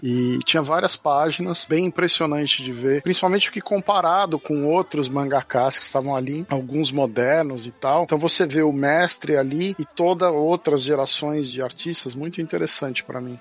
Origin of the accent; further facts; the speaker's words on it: Brazil; moved away as an adult; eu saí do Brasil em 2006